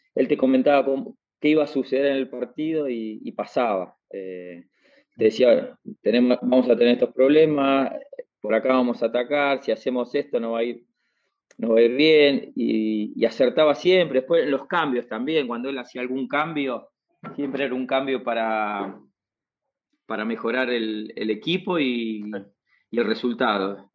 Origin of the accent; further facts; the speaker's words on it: Moreno, Buenos Aires Province, Argentina; soy de Moreno